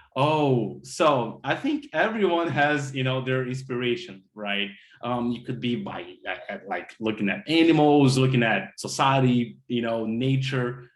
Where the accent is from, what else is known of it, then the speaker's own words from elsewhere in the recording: Brazil; moved away as an adult; now in Miami, United States; I had to went back to my home country brazil